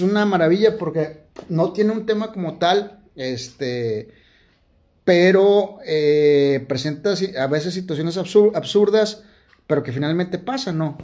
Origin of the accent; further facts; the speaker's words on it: Monterrey, Nuevo León, Mexico; aquí en Monterrey como, como buenos como buenos regios